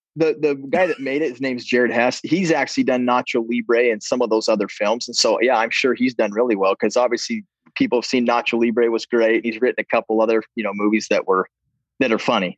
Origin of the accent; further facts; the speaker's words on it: Preston, Idaho, United States; I grew up in Preston, Idaho.